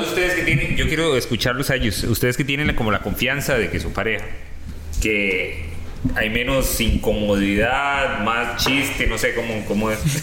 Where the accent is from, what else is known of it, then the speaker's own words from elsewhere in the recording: Heredia, Costa Rica; yo soy de Heredia